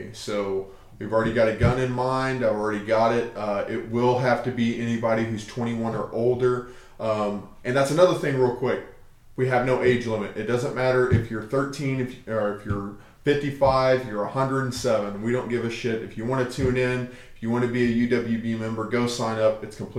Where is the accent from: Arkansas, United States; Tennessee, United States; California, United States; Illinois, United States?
Arkansas, United States; And I'm from Arkansas, and I never really dealt with it there.